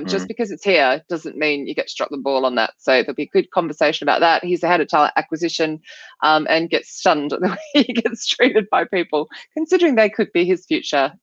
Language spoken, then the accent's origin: English; Australia; I'm Australian